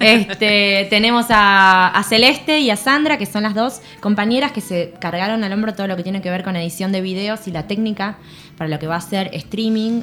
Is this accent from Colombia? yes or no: no; San Fernando, Buenos Aires Province, Argentina; yo soy una cantora de acá, nací en San Fernando, cerca al río